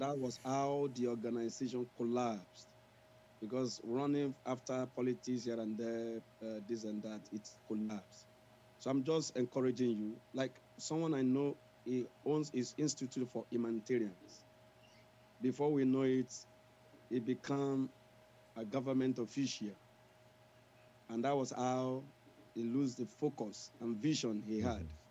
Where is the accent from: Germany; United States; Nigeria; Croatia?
Nigeria; I'm from Nigeria.